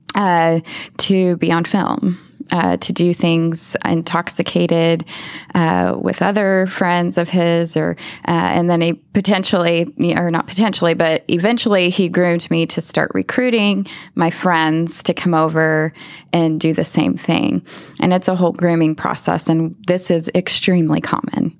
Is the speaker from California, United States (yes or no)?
no; Lubbock, Texas, United States; i grew up in lubbock texas okay. i was born and raised there